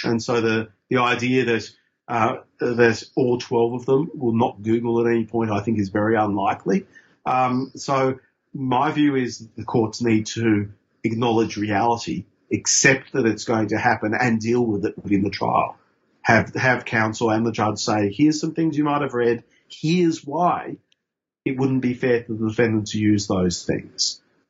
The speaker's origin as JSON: {"language": "English", "region": "Queensland", "country": "Australia", "tie": "born or raised there", "said": "because I grew up in Queensland under Joe Bjelke-Petersen."}